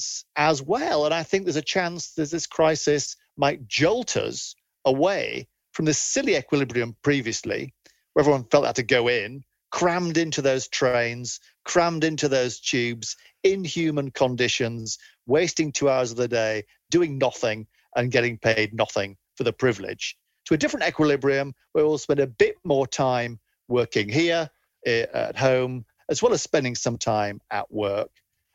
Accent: Leeds, Yorkshire and the Humber, United Kingdom; I grew up in Leeds

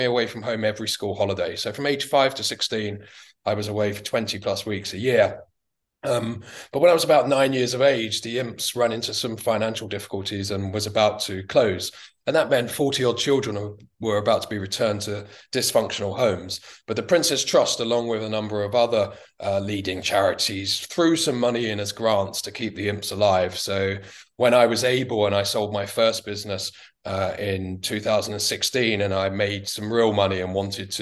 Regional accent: London, United Kingdom; as a young child, I grew up in Bethnal Green in East London.

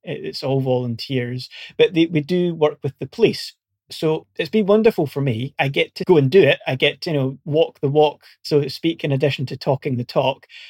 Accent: Scotland, United Kingdom; accent: Scottish; moved away as an adult; also born or lived in Portsmouth; you might be able to tell from my accent, I'm originally Scottish

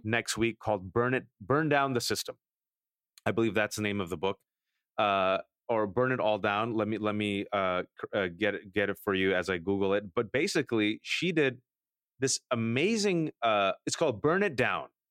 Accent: Bay Area, California, United States; I'm born and raised in America, and I always respond, "The Bay Area

